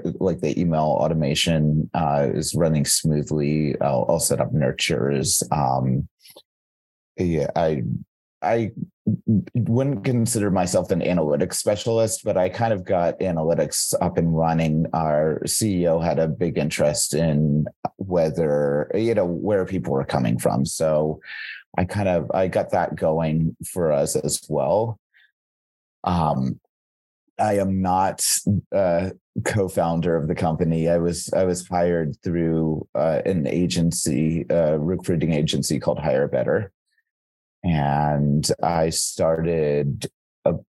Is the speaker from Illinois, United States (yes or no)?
no; North Carolina, United States; now in Chicago, United States; I'm originally from North Carolina in the East Coast of the United States